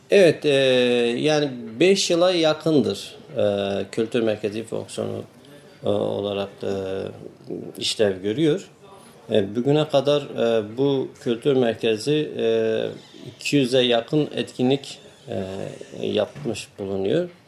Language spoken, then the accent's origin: Turkish; Diyarbakır, Diyarbakır Province, Turkey; born there; moved away as an adult; now in İzmir, Turkey; 1975 Diyarbakır'da doğumluyum. E, 97 yılından beri İzmir'de yaşamaktayım.